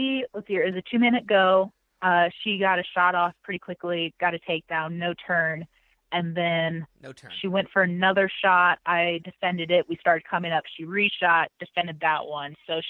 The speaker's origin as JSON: {"language": "English", "region": "Illinois", "country": "United States", "said": "I'm coming from Illinois."}